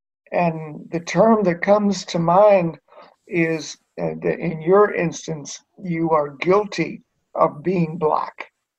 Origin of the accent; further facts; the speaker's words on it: the South, United States; And I had used that growing up in the South.